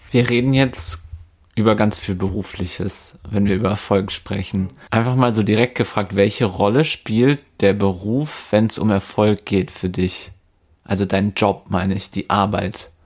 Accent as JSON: {"language": "German", "town": "Werther", "region": "North Rhine-Westphalia", "country": "Germany", "said": "Von Werther Westfalen aus, wo ich herkomme"}